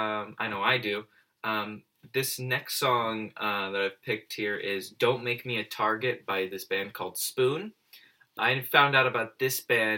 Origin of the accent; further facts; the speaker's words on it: Los Angeles, California, United States; moved away; I'm from Los Angeles, California.